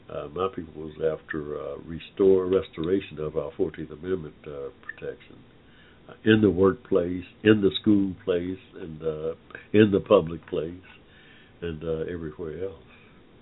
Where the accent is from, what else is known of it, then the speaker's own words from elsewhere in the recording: Georgia, United States; right here in Georgia, my home state